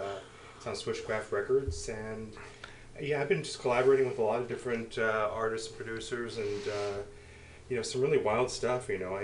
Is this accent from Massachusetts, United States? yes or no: no; San Francisco, California, United States; I was born and raised here.